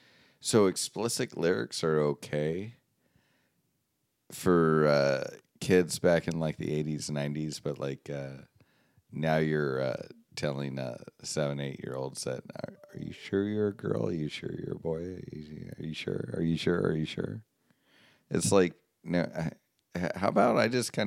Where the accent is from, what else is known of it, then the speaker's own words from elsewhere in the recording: United States; I'm American